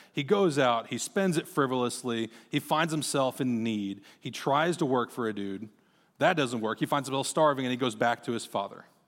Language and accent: English; Marshalltown, Iowa, United States; also born or lived in Texas; I grew up in Marshtown, Iowa